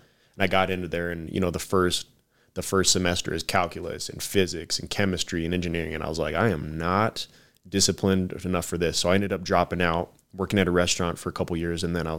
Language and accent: English; Tucson, Arizona, United States; I'm born and raised in Tucson.